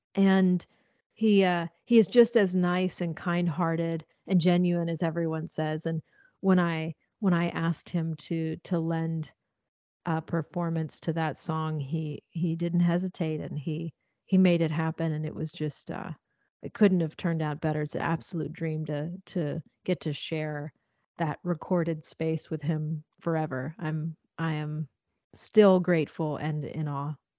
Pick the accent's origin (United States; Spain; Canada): United States; Nashville, Tennessee; growing up in Nashville here